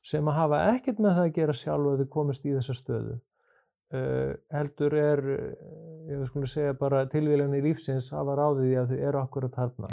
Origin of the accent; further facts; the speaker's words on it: Kópavogur, Capital Region, Iceland; moved away as an adult; also born or lived in Reykjavík / United States; ég er eh, fættur í Reykjavík en alveg upp að langmestu leiti í Kópaví. Fór þar alla mínu skólagöngu